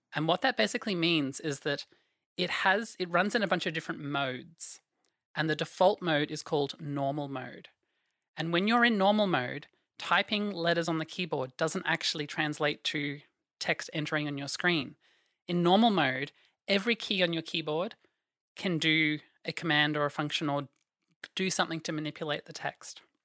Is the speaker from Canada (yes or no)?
no; Australia; I am from Australia.